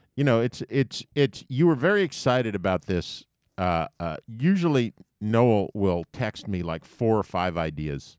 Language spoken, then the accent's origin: English; New York, United States; I grew up in New York, and for my whole life, New York was always just called the city.